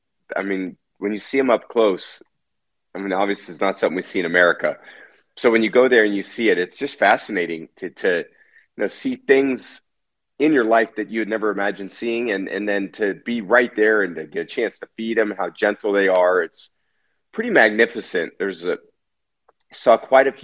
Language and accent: English; California, United States; where I grew up in California